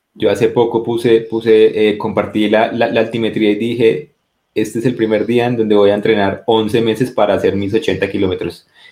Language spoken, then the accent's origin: Spanish; Colombia